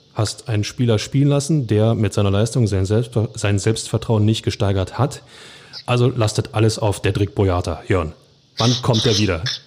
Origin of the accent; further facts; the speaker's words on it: Berlin, Germany; als Hertha-Fan sowieso, aber auch als Berliner